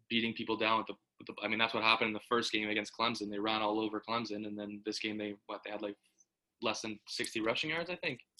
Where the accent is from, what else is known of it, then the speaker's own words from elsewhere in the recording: Canada; We're from Canada. We know about this guy